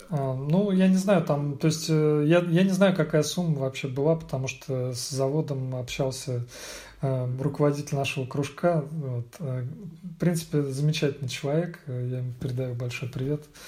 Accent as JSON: {"language": "Russian", "town": "Vladimir", "region": "Vladimir Oblast", "country": "Russia", "tie": "born or raised there", "also_born_or_lived": "Moscow, Russia", "moved": "as an adult", "lives_now": "Hamburg, Germany", "said": "Приехал я из России, родился во Владимире, э, учился в Москве, потом работал в Москве"}